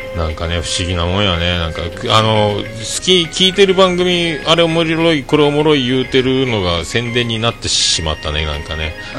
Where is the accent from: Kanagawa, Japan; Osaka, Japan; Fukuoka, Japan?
Fukuoka, Japan; Hakata; accent: Hakata-ben; also born or lived in Tokyo; 俺も博多弁はなるべく喋りたくないと思って生きとったな東京におる時